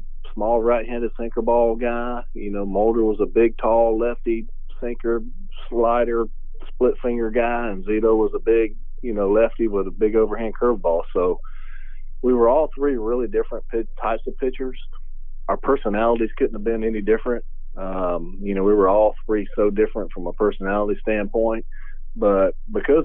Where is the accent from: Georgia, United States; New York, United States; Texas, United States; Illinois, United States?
Georgia, United States; near Atlanta; growing up close to Atlanta and being a Braves fan